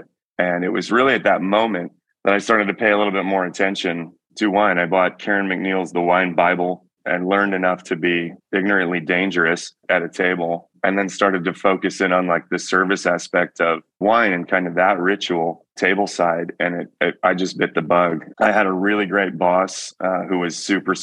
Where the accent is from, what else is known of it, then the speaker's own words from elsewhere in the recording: Georgetown, Texas, United States; moved away as an adult; also born or lived in St. Joseph, Michigan / Austin, Texas; now in Healdsburg, United States; I grew up in the Austin area by way of St. Joseph, Michigan. So my early formative years were in southwest corner of Michigan. We moved to Texas when I was 10 in the early 90s